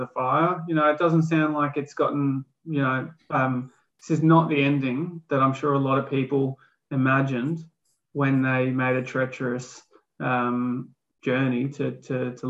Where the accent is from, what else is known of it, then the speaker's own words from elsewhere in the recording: Far North Queensland, Australia; I was born in Far North Queensland